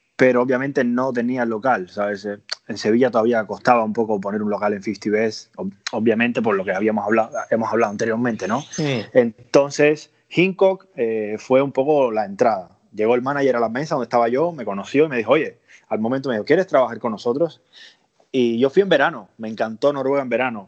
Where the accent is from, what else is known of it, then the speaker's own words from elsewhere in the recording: Cuba; moved away as an adult; also born or lived in Andalusia; now in Spain; soy cubano. Eh, a los 20 años de Cuba me vine a Andalucía.